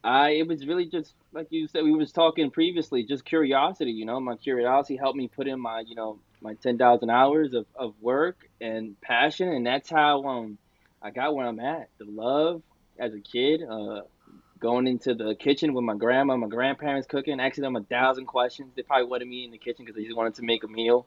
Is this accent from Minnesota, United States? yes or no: no; New York, United States; My background is Dominican, but I was born in New York